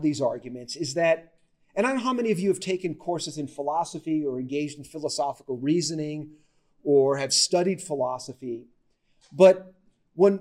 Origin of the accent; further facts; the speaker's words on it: Las Vegas, Nevada, United States; I grew up in Las Vegas, which is unusual